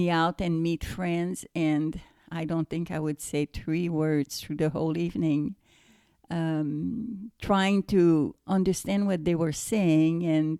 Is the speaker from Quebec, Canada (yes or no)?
yes; Montreal, Quebec, Canada; first language French; English is a second language; moved away as an adult; now in United States; Well, I am from Quebec, so it's French Canadian. And when I went to the United States, I was about 20, turning 21. And I really did not speak English because where I was in Montreal, it was really just French speaking people.